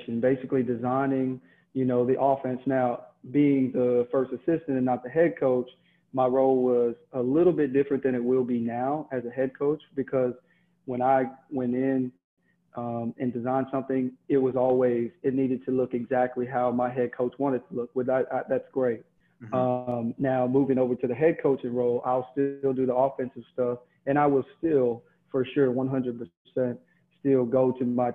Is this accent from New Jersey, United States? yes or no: no; Texas, United States; growing up in Texas